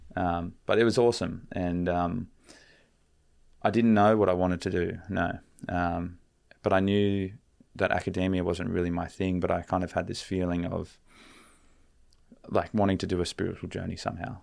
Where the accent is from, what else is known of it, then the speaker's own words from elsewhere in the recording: Canberra, Australian Capital Territory, Australia; I grew up in Canberra